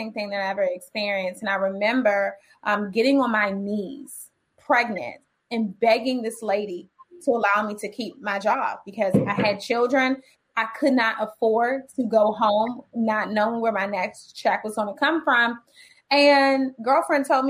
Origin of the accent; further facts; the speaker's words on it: Washington, District of Columbia, United States; I'm raised in DC. I graduated from Dunbar Senior High School. I grew up in the projects of Washington, DC